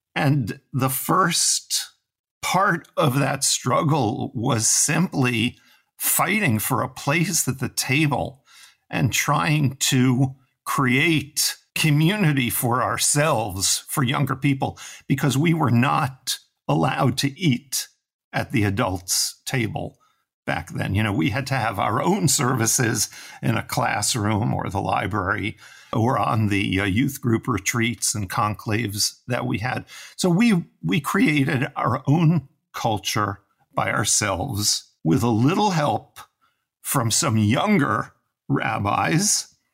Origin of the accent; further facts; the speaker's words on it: New York City, New York, United States; I'm from New York City, from Manhattan. which tells you immediately, you know, that my childhood was spent on concrete streets